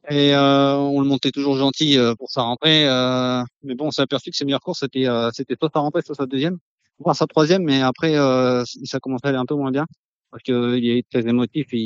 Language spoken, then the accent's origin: French; Vénès, Occitania, France; born there